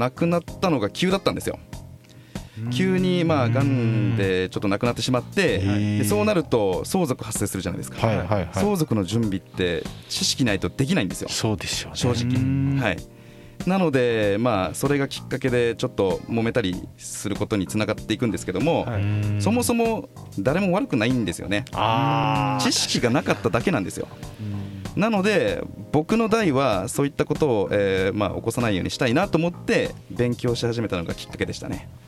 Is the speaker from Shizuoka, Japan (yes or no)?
no; Okinawa, Japan; moved away; also born or lived in Nagoya, Aichi; 沖縄に帰ってくる前に、はい、えー、自分が拠点を置いて名古屋、